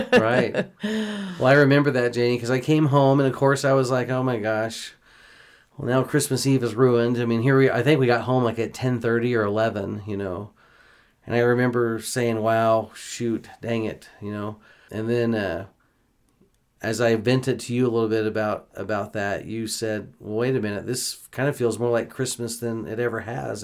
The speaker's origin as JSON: {"language": "English", "town": "Houston", "region": "Texas", "country": "United States", "tie": "born or raised there", "moved": "yes", "said": "As a kid growing up in Houston, Texas, my whole life"}